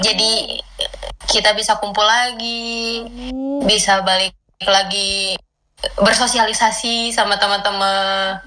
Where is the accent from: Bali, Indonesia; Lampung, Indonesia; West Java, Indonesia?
West Java, Indonesia; Bandung; also born or lived in Cimahi; asli orang Bandung. Eh, Bandung apa Cimahi ya?